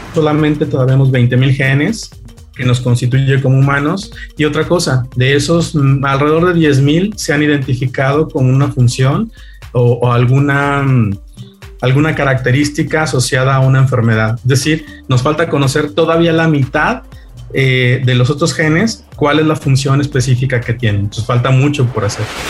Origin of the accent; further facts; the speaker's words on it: Mexico; Los mexicanos somos realmente un mosaico